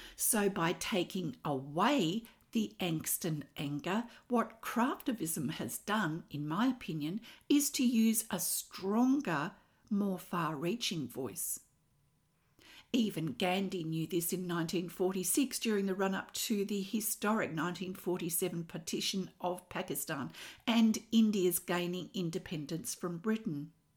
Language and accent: English; Australia; I'm an Australian textile artist